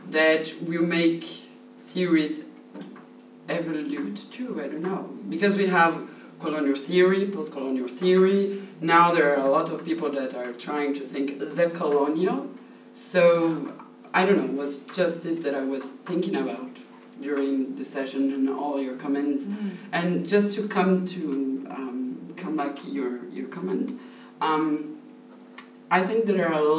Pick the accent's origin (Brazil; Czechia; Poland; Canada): Brazil; English is a second language; moved away; I'm Brazilian, so French and English are not my mother tongue.